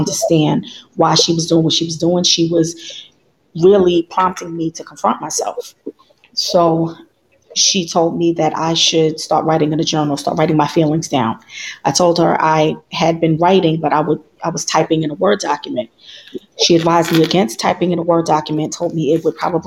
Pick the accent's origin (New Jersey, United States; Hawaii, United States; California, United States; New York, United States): New York, United States; New York City; moved away as an adult; now in Maryland, United States; I'm originally from New York City, born and raised